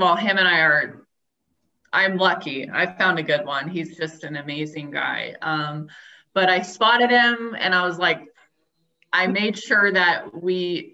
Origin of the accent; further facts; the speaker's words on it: Tucson, Arizona, United States; I grew up in Tucson